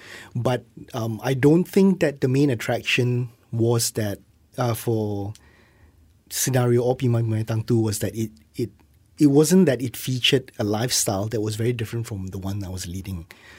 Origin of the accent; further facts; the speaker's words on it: Johor Bahru, Johor, Malaysia; I'm from Johor Bahru.